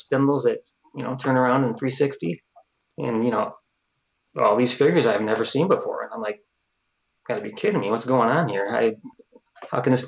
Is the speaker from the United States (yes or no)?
yes; Detroit, Michigan, United States; moved away as an adult; now in Florida, United States; we're originally from Michigan, the Detroit area